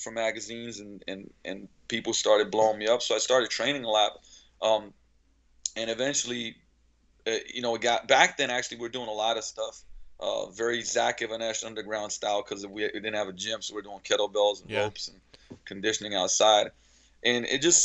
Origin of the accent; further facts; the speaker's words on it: Slovenia; now in Seattle, United States; I was born and raised in Slovenia. Actually, back then it was still Yugoslavia